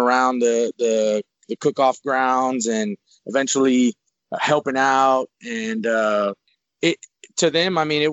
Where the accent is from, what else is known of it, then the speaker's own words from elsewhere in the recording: Houston, Texas, United States; I was born and raised in Houston, Texas, in a north side neighborhood of Houston, Texas